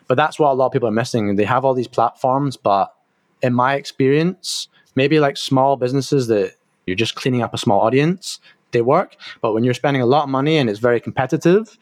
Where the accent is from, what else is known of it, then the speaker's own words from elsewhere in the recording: Scotland, United Kingdom; I'm from Scotland